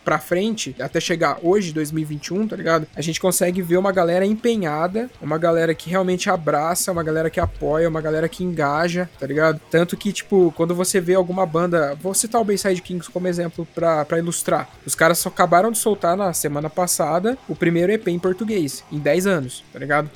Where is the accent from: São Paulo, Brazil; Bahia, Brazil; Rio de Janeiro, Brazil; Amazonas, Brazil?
São Paulo, Brazil; interior of; moved away as an adult; now in Guarapuava, Brazil; eu não sou de, de Guarapuava, no Paraná, onde eu estou conversando com vocês agora, né? Eu sou do interior de São Paulo